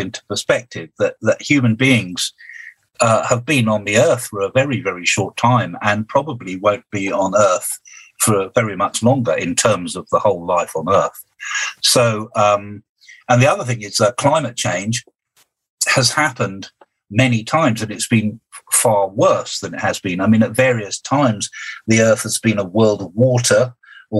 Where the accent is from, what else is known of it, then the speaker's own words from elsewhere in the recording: United Kingdom; I'm a Brit.